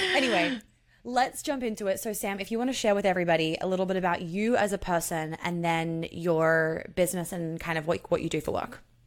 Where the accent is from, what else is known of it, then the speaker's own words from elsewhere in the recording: Sydney, New South Wales, Australia; we grew up together in Sydney